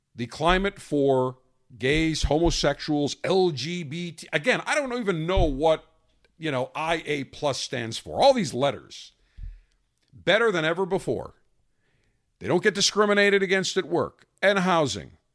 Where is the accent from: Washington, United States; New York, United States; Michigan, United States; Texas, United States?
New York, United States; Buffalo; I grew up in Buffalo, big Sabres fan, had an ice rink in my backyard